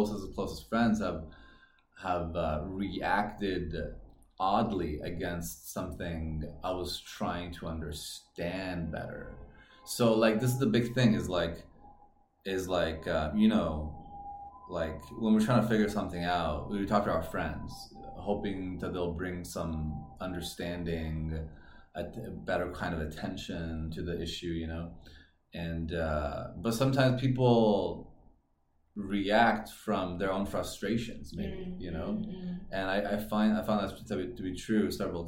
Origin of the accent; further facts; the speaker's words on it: California, United States; also born or lived in Iran; now in Chengdu, China; I was born in Iran, raised in California.